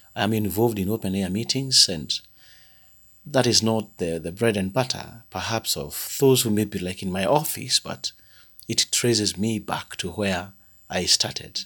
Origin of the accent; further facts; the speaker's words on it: Thika, Kiambu County, Kenya; I come from the Anglican Diocese of Thika in Kenya.